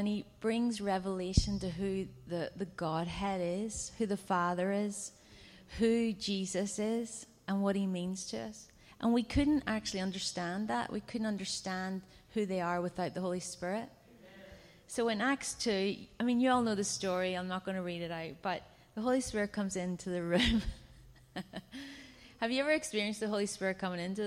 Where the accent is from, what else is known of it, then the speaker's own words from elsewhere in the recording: Ireland; I come from Ireland, and we are a culture of storytellers and singers